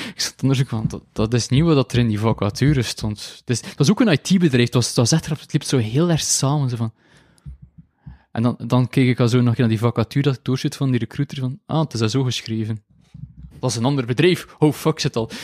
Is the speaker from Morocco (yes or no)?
no; Belgium; accent: mix of the coast; Ik ben van België en ik, en ik spreek Nederlands en Frans